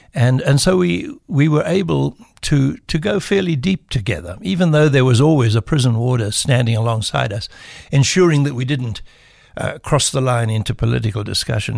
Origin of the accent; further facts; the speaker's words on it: South Africa; first language English; I grew up with the arrogance of uh, the South African English